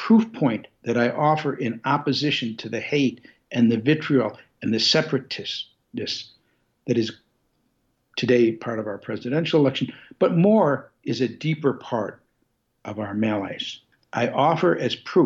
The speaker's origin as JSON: {"language": "English", "town": "Detroit", "region": "Michigan", "country": "United States", "said": "I come from Detroit"}